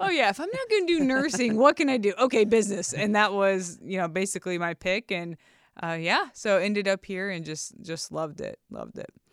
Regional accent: Ohio, United States; I am from Ohio

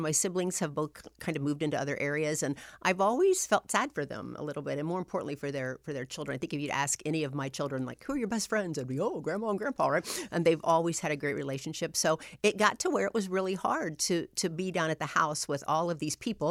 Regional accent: Anderson, Indiana, United States; also born or lived in North Webster, Indiana / Illinois; I grew up in Anderson, Indiana. That's where, um, I spent my elementary years.

